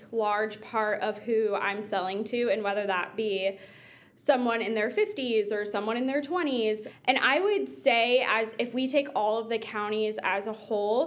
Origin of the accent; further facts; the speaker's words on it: Kansas City, Missouri, United States; It's my hometown. It's where I was born and raised.